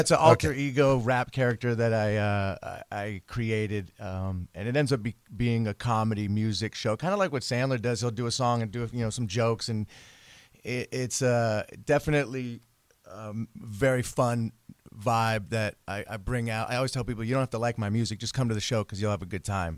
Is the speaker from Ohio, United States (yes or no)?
no; the Bay Area, California, United States; now in Los Angeles, United States; I'm from the Bay Area